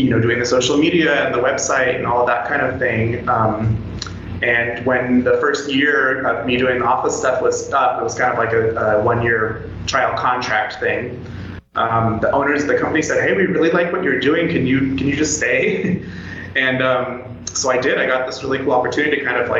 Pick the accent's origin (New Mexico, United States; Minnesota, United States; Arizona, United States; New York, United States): Arizona, United States; Tucson; moved away as an adult; now in Costa Rica; I was attending University of Arizona in Tucson, which is my hometown